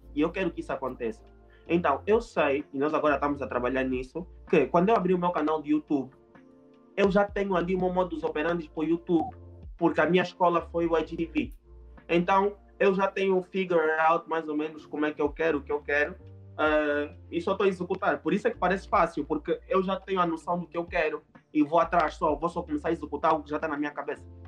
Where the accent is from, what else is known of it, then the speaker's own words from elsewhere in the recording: Angola; eu falo português, eu sou angolano